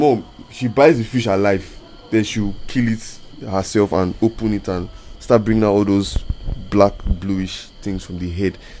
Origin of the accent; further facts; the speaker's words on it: Rivers State, Nigeria; I'm from River State, from Canada.